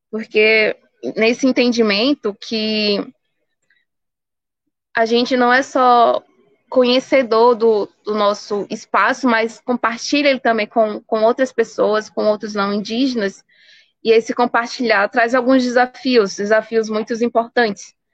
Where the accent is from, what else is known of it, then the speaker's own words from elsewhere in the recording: Pernambuco, Brazil; E do porquê do meu território ser 8.100 hectares, e eu digo, não, o território não pertence a …, esse território pertence todo o povo pancararu